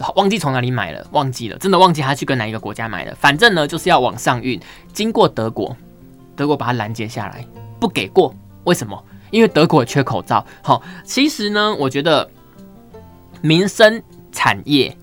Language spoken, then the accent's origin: Chinese; Pingtung County, Taiwan; 我家乡屏东